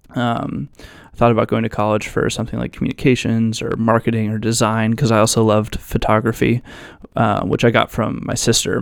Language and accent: English; Virginia Beach, Virginia, United States; I'm from Virginia Beach, Virginia. I was born and raised here, and I'm still here